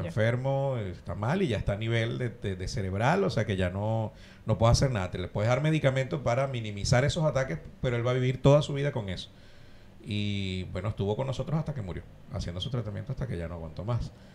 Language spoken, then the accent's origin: Spanish; Ciudad Bolívar, Bolívar, Venezuela; now in Argentina; Nosotros somos de Bolívar, de Ciudad Bolívar, estamos muy cerca de la selva